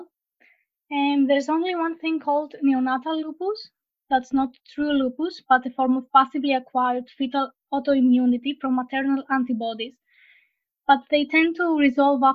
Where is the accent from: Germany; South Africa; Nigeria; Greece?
Greece; I'm from Greece. I live in Thessaloniki.